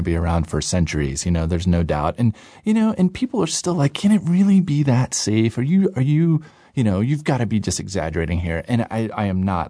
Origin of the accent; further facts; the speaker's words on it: United States; I'm, you know, I'm American